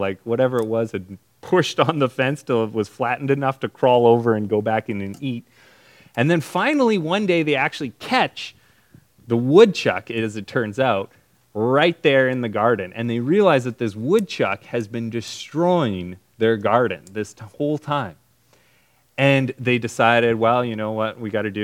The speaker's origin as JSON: {"language": "English", "country": "Canada", "tie": "born or raised there", "said": "when I was growing up in Canada"}